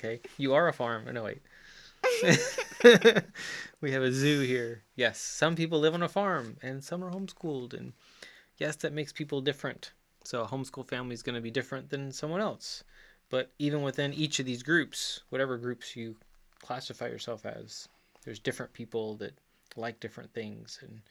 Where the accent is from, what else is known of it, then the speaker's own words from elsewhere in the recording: Chile; Yes, I grew up in Chile. South America.